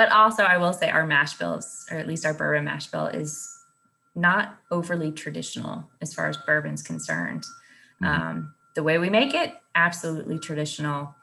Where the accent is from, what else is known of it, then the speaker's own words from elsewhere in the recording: Kentucky, United States; I was born in Kentucky.